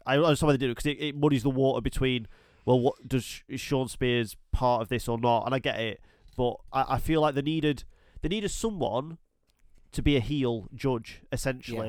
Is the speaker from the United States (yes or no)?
no; United Kingdom; I was born and raised in the United Kingdom